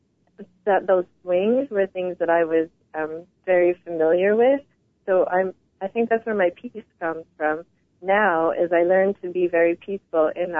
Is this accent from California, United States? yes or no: no; New York, United States; moved away as an adult; also born or lived in Savannah, Georgia; I did 1 year in New York